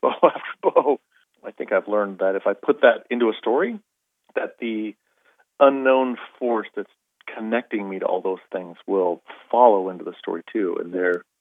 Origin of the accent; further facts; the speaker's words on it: Arizona, United States; I grew up in Arizona